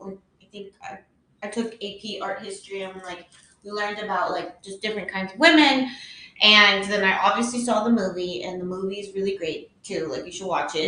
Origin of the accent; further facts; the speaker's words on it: United States; I was born in America